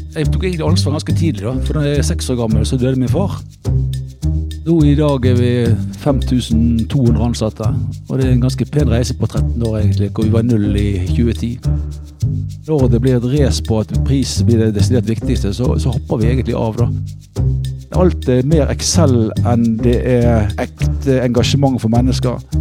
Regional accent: Bergen, Vestland, Norway; moved away as an adult; now in Oslo, Norway; erkebergenser er jeg egentlig, fordi det er der jeg vokste opp

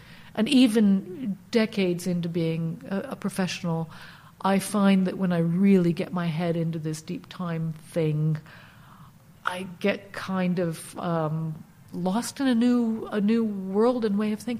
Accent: East Coast, United States; So I grew up basically in the United States, East Coast of the United States, and like many Americans, moving around a bit.

